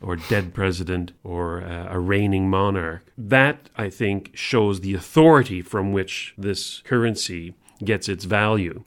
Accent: Canada; as a Canadian

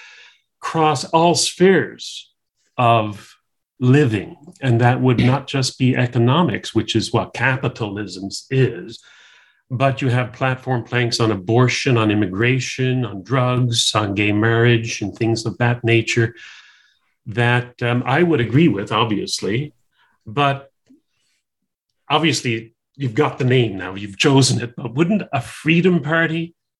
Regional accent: Canada; also born or lived in Ontario; now in New Brunswick, Canada; I'm a Canadian

